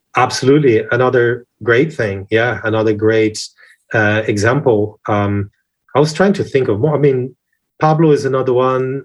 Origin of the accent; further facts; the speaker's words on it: Brazil; now in United Kingdom; I'm flamboyant, big hair Brazilian guy